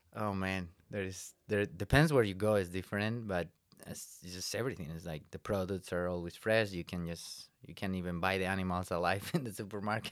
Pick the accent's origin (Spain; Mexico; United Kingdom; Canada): Spain; English is a second language; moved away as an adult; now in Iowa, United States; I'm from Spain, um, born in, uh, the border between León and Asturias, which is about three hours north from Madrid.